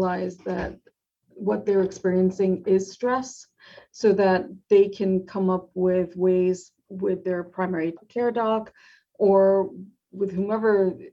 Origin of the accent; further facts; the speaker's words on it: New York, United States; I'm a New Yorker at heart